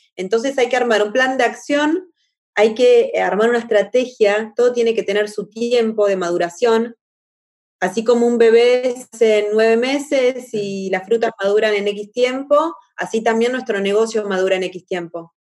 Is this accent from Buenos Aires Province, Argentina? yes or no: yes; La Plata, Buenos Aires Province, Argentina; moved away as an adult; now in Rio de Janeiro, Brazil; Soy argentina, platense, 100% platense, de La Plata